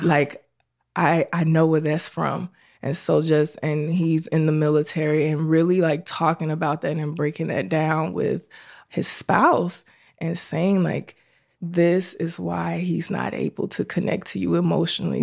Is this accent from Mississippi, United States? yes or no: no; Chicago, Illinois, United States; I was born and raised in Chicago on the south side of Chicago